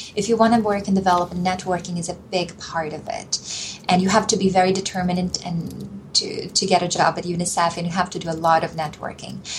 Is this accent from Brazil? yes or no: yes; Brazil; moved away; also born or lived in Mozambique / Nicaragua; when I was growing up in Brazil at the time